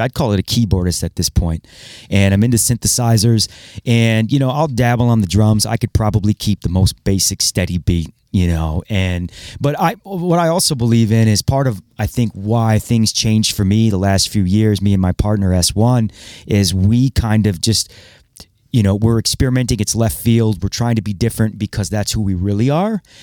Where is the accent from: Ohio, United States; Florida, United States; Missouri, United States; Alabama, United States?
Ohio, United States; Toledo; also born or lived in Cedar Rapids, Iowa; I was born in Iowa, Cedar Rapids, actually. And, you know, moved to Toledo in ninety-three